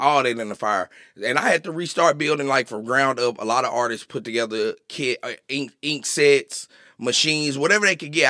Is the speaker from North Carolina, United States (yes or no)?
no; Little Rock, Arkansas, United States; moved away; I'm an Arkansas boy